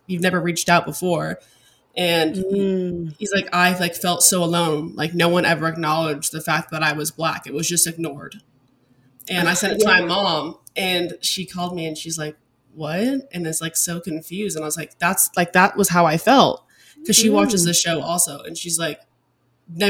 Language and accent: English; Alaska, United States; moved away as an adult; also born or lived in Arizona / Dallas, Texas; now in Denver, United States; I'm originally from Alaska. So that's where I grew up. I was there for 18, very long years